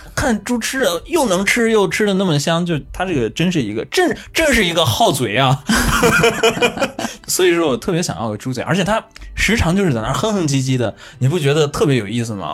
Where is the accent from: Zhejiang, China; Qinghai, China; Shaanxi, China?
Qinghai, China; now in Japan; 小时候我自己在青海的这个故事